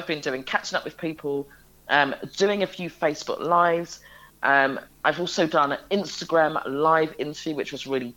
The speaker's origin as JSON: {"language": "English", "region": "London", "country": "United Kingdom", "tie": "born or raised there", "said": "I spent most of my childhood in an area in London, Wembley, more specifically at Chalk Hill"}